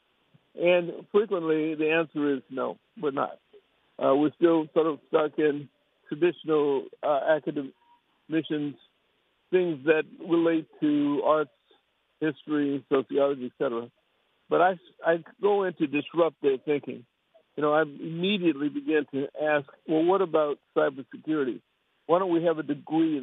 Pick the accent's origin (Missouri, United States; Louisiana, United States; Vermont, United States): Missouri, United States; St. Louis; I'm from St. Louis. I hail from St. Louis, although I have properties around the country